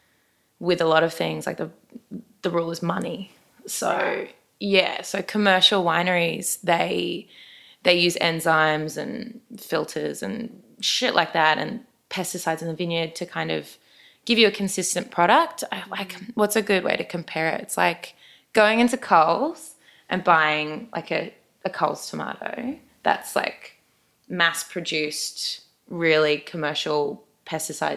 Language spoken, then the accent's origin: English; Brisbane, Queensland, Australia; I am from Brisbane.